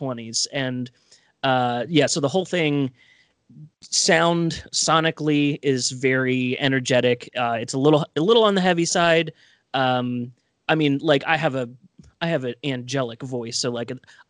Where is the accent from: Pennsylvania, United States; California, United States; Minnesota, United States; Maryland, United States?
Maryland, United States; Baltimore; we're all from Baltimore